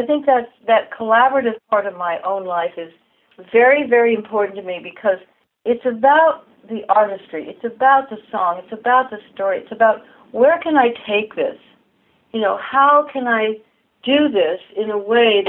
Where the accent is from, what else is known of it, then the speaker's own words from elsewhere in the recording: Denver, Colorado, United States; I grew up in Denver